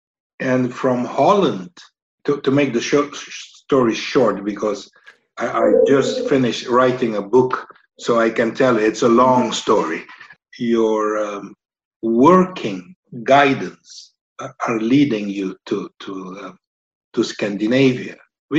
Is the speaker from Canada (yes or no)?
no; Aruba; moved away as an adult; also born or lived in Estonia; So on Aruba, growing on the island